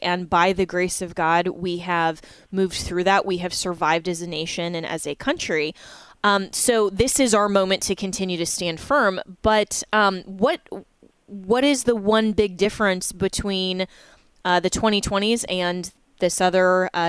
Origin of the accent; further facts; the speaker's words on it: Colorado, United States; moved away; this is, of course, my home state where I grew up.